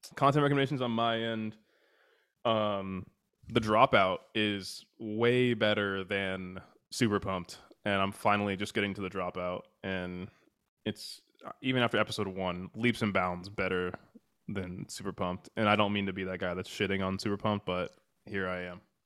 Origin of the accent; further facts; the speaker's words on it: United States; we're American